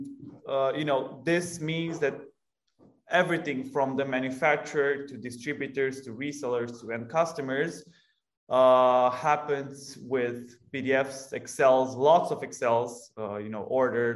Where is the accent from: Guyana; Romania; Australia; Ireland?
Romania; We are originally from Romania